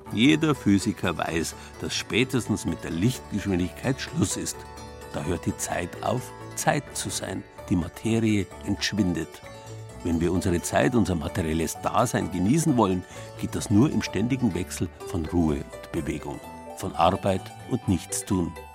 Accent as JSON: {"language": "German", "region": "Bavaria", "country": "Germany", "said": "bei uns in Bayern"}